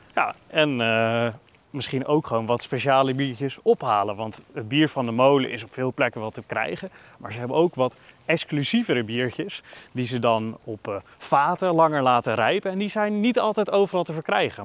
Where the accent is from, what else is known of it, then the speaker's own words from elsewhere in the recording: Netherlands; also born or lived in Leiden; wij komen uit Nederland